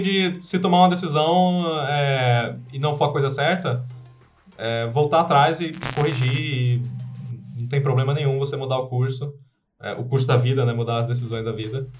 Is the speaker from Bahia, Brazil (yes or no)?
no; Pernambuco, Brazil; moved away as an adult; also born or lived in Italy; now in Bali, Indonesia; sou pernambucano, sou brasileiro